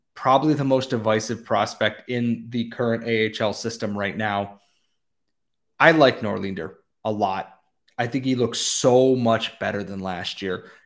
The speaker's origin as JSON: {"language": "English", "country": "United States", "said": "as an American"}